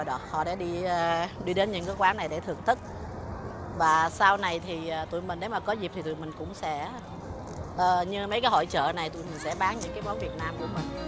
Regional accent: Vietnam; now in Taiwan

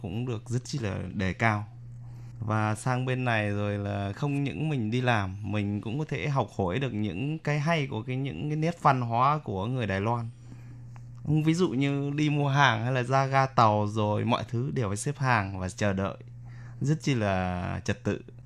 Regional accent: Vietnam; now in Taiwan; những người con Việt Nam mà xa quê hương mình

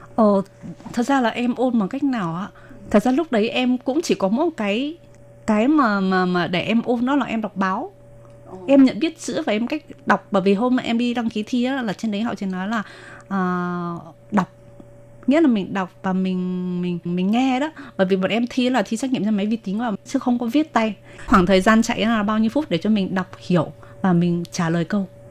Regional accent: Ha Long, Quang Ninh, Vietnam; first language Vietnamese; moved away as an adult; now in New Taipei, Taiwan; Em sinh ra ở Việt Nam ở thành phố Quảng Ninh, ở tỉnh Quảng Ninh và thành phố Hạ Long. Em sang Đài Loan sinh sống và làm việc được uh, à, 12 năm

